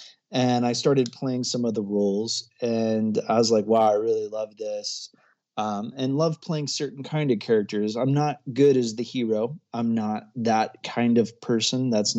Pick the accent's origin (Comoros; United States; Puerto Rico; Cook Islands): Comoros; also born or lived in Ecuador; I was born in Ecuador. I spent a good deal of my childhood in not a very well-known place called the Comoro Islands off the east coast of Africa.